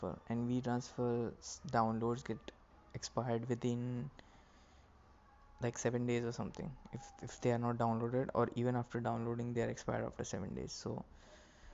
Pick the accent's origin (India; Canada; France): India; Maharashtra; first language Marathi; English is a second language; Marathi is basically my local language, my mother tongue